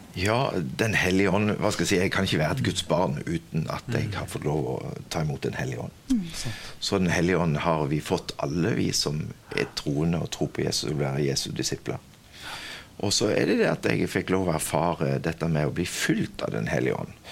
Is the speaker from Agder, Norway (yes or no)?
yes; Kvinesdal, Agder, Norway; accent: southern (Kvinesdal); now in Stord, Norway; Jeg er født og oppvokst på Stord, men dialekten min sier det at jeg kommer sørifra, så jeg kommer fra Kvinesdal.